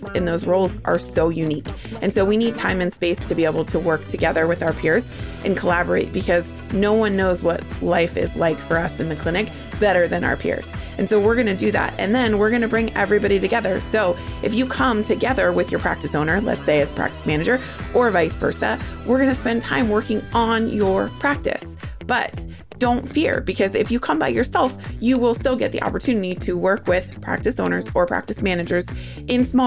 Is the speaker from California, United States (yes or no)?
yes; California, United States; growing up in California